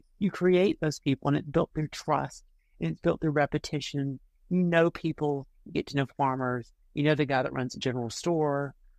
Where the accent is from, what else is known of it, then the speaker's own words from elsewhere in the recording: Georgia, United States; moved away; also born or lived in North Carolina; I'm from Georgia, even though my father's from North Carolina and I've lived in North Carolina